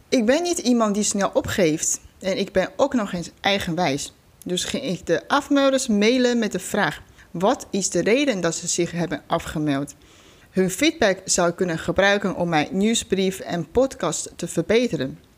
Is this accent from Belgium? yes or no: no; China; moved away as an adult; now in Netherlands; Ik ben 33 jaar oud. Ik kom oorspronkelijk uit China. Voor de studie ben ik naar Nederland gekomen. Inmiddels woon ik hier al 13 jaar.